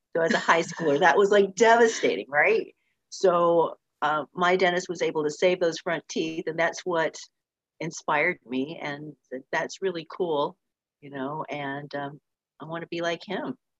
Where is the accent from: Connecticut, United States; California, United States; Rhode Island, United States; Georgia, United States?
California, United States; Orange County, Southern; I grew up in in Southern California, down in Orange County